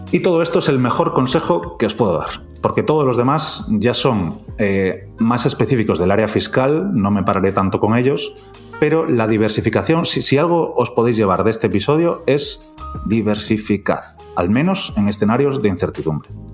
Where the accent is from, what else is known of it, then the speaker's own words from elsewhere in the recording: Galicia, Spain; como decimos los gallegos